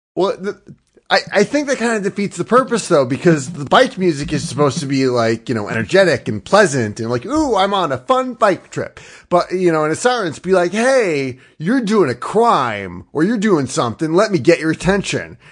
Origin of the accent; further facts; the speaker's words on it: Northeastern United States, United States; I'm from the Northwestern United, I'm sorry, the Northeastern United States.